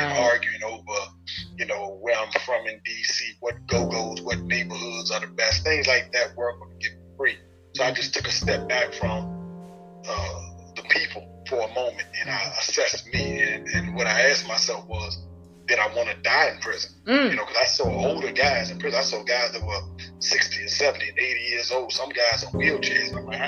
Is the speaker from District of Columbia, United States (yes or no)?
yes; Washington, District of Columbia, United States; also born or lived in Maryland / Arlington / Alexandria / St. Croix; being from the inner city, I'm from Washington, D.C., southeast, a place called Parkland and Shipley Terrace. But I've lived, you know, in northwest uptown. I've lived in Maryland, Calvert County. I've lived in Arlington, Alexandria. I've lived in St. Croix, the Virgin Islands.